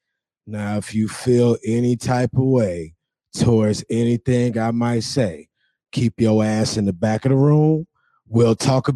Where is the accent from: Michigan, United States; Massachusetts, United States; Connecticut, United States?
Michigan, United States; I'm from Michigan. I drunk the water. I'm still alive.